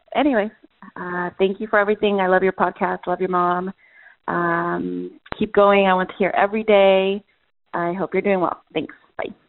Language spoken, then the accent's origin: English; Mexico; now in Escondido, United States; I'm Mexican. I was born in Mexico